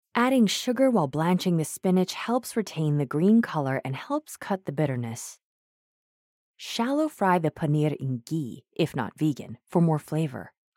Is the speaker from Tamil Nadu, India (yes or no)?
no; Mumbai, Maharashtra, India; I hail from Mumbai